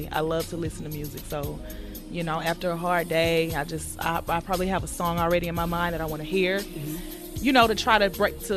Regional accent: Houston, Texas, United States; why did why did they boo me when I said I was from Houston?

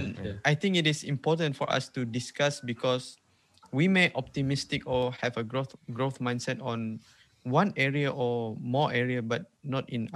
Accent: Sarawak, Malaysia; accent: Sarawak Malay; first language Sarawak Malay; English is a second language; English is not even my second language. My second language is Malay. My first language is Sarawak.

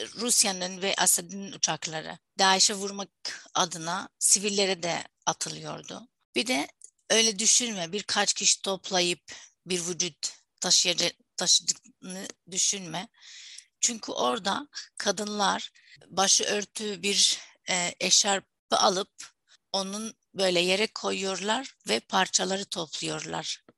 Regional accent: Syria; first language Arabic; Turkish is a second language; moved away; Diğer tarafta Suriyeliyim

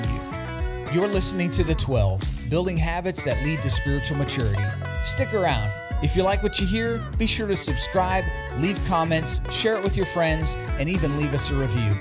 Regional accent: Hazleton, Pennsylvania, United States; my hometown of Hazleton, Pennsylvania

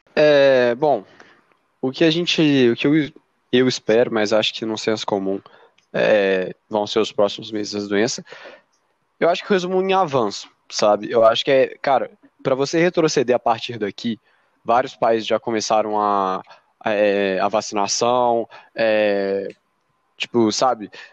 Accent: Brazil

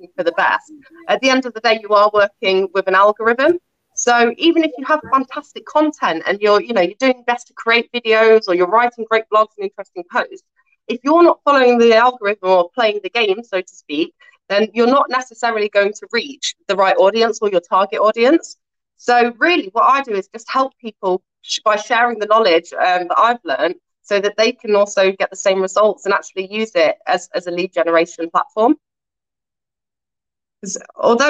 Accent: Nottingham, East Midlands, United Kingdom; I'm born and bred in Nottingham in the East Midlands

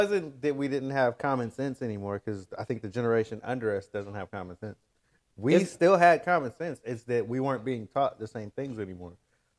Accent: United States; as an American who came up

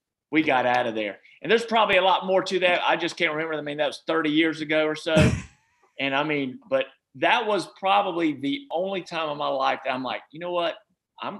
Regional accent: Charlotte, North Carolina, United States; moved away as an adult; also born or lived in Virginia / Georgia / Beaufort County, North Carolina; Even though I was from Charlotte

